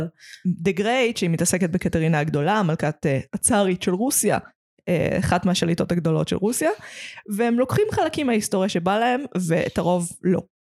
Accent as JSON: {"language": "Hebrew", "town": "Petah Tikva", "region": "Central District", "country": "Israel", "tie": "born or raised there", "said": "פתח תקווה זה לא פריפריה, אבל במקום שאני גדלתי בו, שאני לא גרה בו עכשיו"}